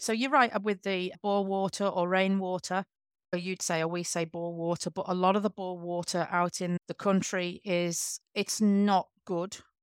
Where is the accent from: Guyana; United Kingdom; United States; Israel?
United Kingdom; England; now in Western Australia, Australia; I'm from England